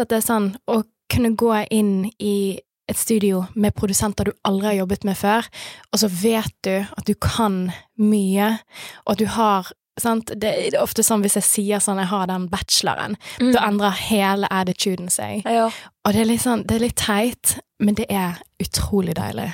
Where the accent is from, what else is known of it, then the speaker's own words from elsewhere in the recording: Bergen, Vestland, Norway; vennene mine som mm. jeg vokste opp med i Skuteviken òg